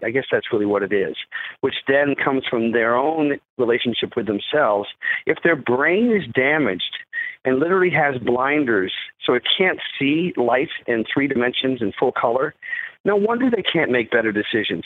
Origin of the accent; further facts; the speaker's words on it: McLean, Virginia, United States; also born or lived in London, England; I grew up in, in Northern Virginia, in McLean, Virginia.